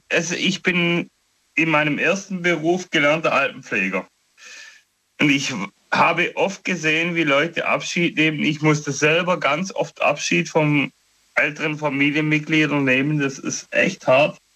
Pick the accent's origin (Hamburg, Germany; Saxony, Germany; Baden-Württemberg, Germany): Baden-Württemberg, Germany; Tuttlingen; Ja, ich bin aus Tuttlingen, äh, Nähe des Bodensees.